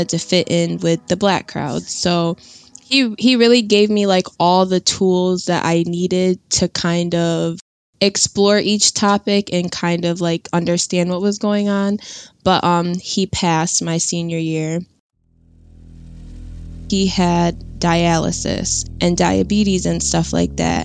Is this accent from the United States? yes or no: yes; Syracuse, New York, United States; I'm from Syracuse, New York.